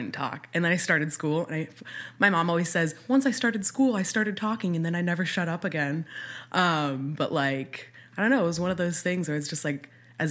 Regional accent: Phoenix, Arizona, United States; also born or lived in Flagstaff; I was born and raised here in Phoenix. Okay. I've lived here my entire life

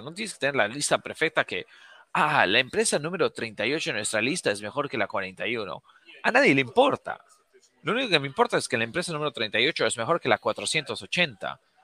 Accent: Bolivia; moved away; yo soy, yo nací, crecí en Bolivia

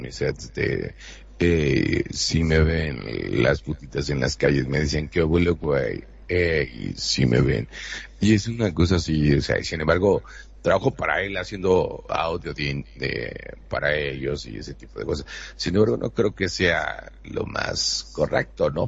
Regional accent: Monterrey, Nuevo León, Mexico; soy de Monterrey, México.

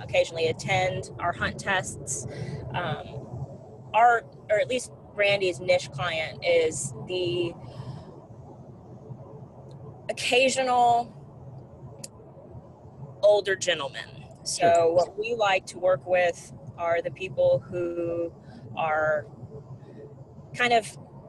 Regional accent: St. Matthews, South Carolina, United States; I am from St. Matthews, South Carolina, which is about 20 minutes outside of Columbia.

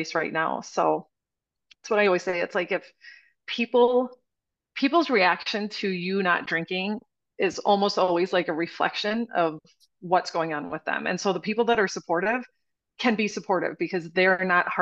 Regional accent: Wisconsin, United States; I'm from Wisconsin. Like, we're raised on alcohol

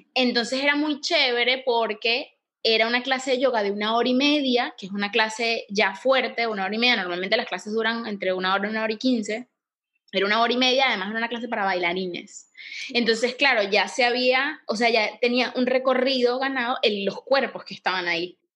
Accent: Venezuela; now in Panama; yo soy de Venezuela

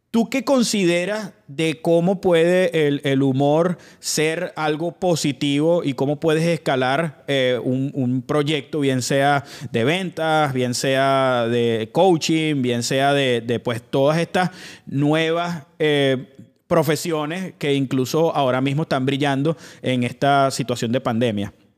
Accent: Venezuela; now in Weston, United States; nosotros como venezolanos pues éramos déspotas

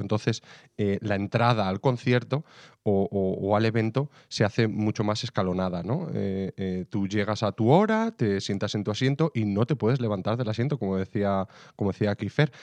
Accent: Salamanca, Castile and León, Spain; yo soy de Salamanca

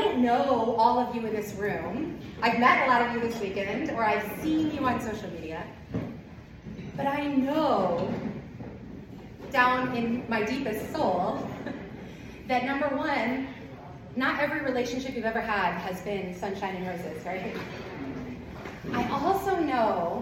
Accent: Southern Illinois, United States; I'm from Southern Illinois

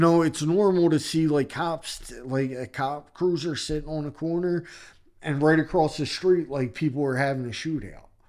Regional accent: Philadelphia, Pennsylvania, United States; I grew up in Philadelphia and I grew up in a neighborhood in Philadelphia called Kensington

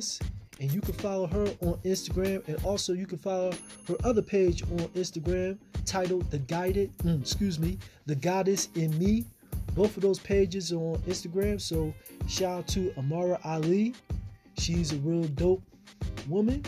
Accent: Philadelphia, Pennsylvania, United States; from North Philly, which where I'm from, born and raised in North Philly as well.

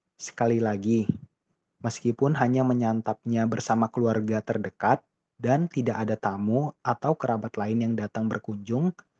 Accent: Indonesia; di daerah saya, Indonesia

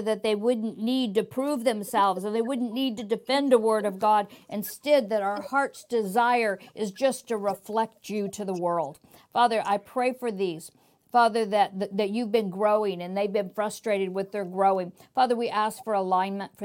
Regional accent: United States; I'm American

